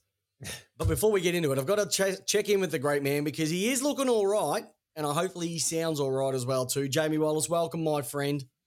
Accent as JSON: {"language": "English", "town": "Melbourne", "region": "Victoria", "country": "Australia", "said": "We're from Melbourne"}